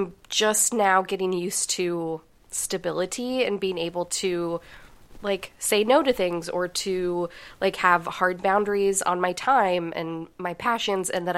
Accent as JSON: {"language": "English", "town": "Denver", "region": "Colorado", "country": "United States", "tie": "born or raised there", "said": "I grew up in Denver"}